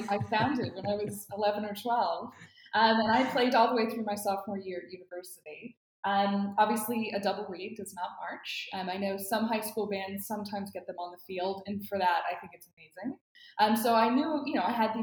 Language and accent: English; Atlanta, Georgia, United States; moved away as an adult; I grew up in Atlanta